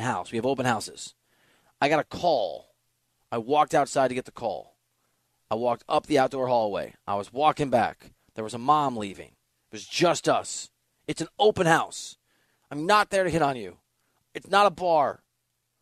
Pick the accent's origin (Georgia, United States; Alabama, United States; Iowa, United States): Iowa, United States; moved away as an adult; also born or lived in Missouri / Los Angeles / New Jersey (mother's origin); I'm from Iowa. I love Iowa. I had to leave. I went to L.A. for work, right? Actually, Missouri first